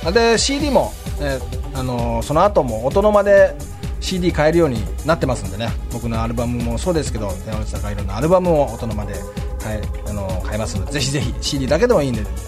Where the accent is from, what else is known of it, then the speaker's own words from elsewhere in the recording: Shimane, Japan; moved away; also born or lived in Hiroshima / Tokyo / Isesaki; 僕島根出身じゃないですか